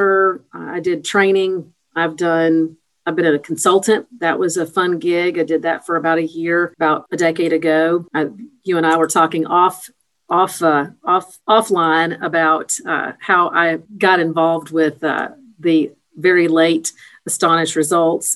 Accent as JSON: {"language": "English", "town": "Nashville", "region": "Tennessee", "country": "United States", "tie": "born or raised there", "also_born_or_lived": "Clarksville, Tennessee / North Carolina", "lives_now": "Chattanooga, United States", "said": "I grew up in L.A., also known as Lower Antioch, south of Nashville"}